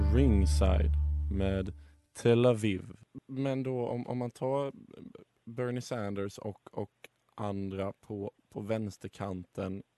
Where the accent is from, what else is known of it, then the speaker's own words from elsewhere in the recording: Sweden; som svensk